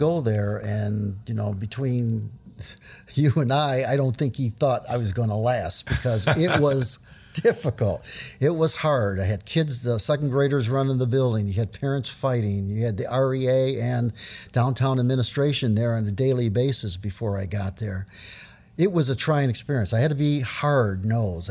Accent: New Orleans, Louisiana, United States; I grew up in New Orleans

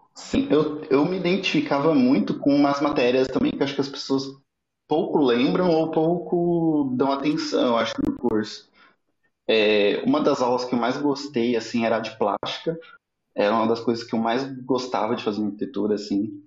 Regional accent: Osasco, São Paulo, Brazil; nasci em Osasco, é, me mudei para a cidade, morei no interior de São Paulo, voltei para São Paulo

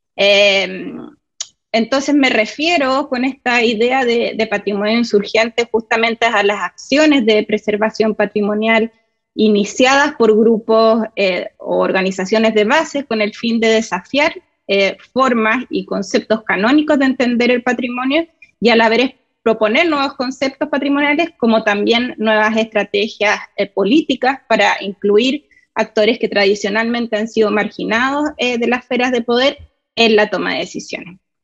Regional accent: Santiago, Santiago Metropolitan Region, Chile; moved away as an adult; now in United States; soy de Chile, eh, de Santiago, viví toda mi vida ahí, em, sí, crecí, en realidad parte de mi infancia fue durante la dictadura chilena

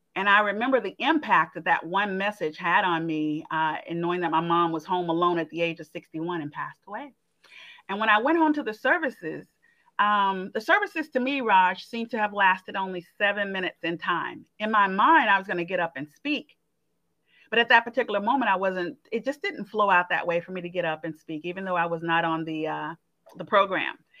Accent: Montgomery, Alabama, United States; moved away as an adult; also born or lived in Atlanta; my home state is Alabama. I'm from Montgomery, Alabama

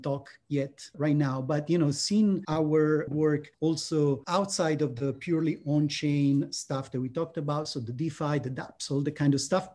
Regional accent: Italy; I'm from Italy

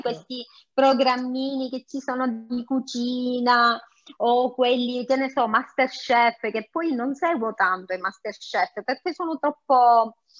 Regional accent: Sicily, Italy; io sono siciliana

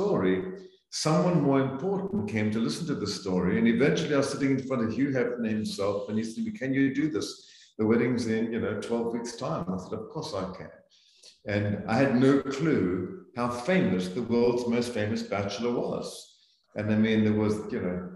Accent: Zambia; moved away as an adult; also born or lived in South Africa; now in United States; So I grew up in Central Africa, in Zambia, and was educated in South Africa.

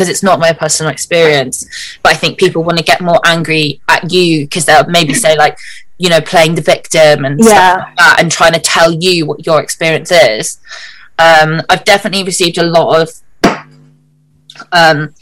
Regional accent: South East England, United Kingdom; my hometown is like very white suburban town in southeast England

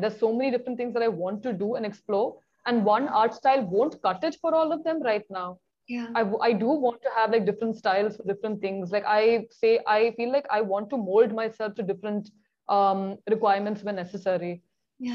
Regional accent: Kochi, Kerala, India; moved away as an adult; also born or lived in Delhi; right now I am based in Cochin. It is my hometown.

